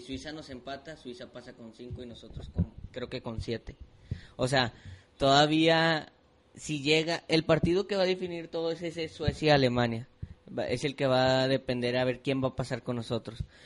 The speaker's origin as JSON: {"language": "Spanish", "country": "Mexico", "said": "yo siendo mexicano"}